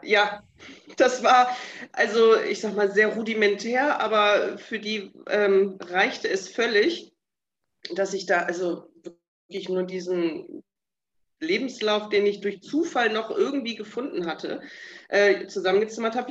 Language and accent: German; Bremen, Germany; moved away as an adult; also born or lived in Delmenhorst / Africa; Ich komme aus Bremen gebürtig, ähm, habe die letzten 20 Jahre in Delmenhorst gewohnt